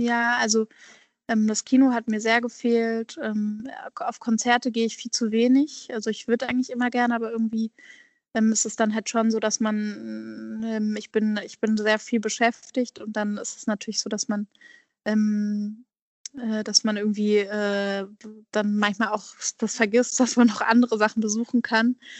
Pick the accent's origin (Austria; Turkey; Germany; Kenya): Germany; Hamburg; moved away as an adult; also born or lived in Basel / Berlin; Ich komme ja ursprünglich aus Hamburg, also Hamburg fehlt mir eigentlich immer